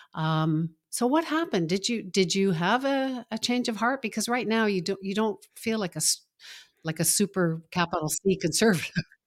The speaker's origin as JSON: {"language": "English", "town": "Toronto", "region": "Ontario", "country": "Canada", "tie": "born or raised there", "also_born_or_lived": "Montreal"}